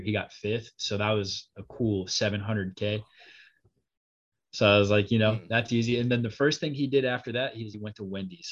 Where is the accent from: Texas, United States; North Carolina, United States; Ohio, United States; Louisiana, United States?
Texas, United States; Dallas; moved away as an adult; now in South Carolina, United States; I'm actually from Dallas. I go to college up in South Carolina.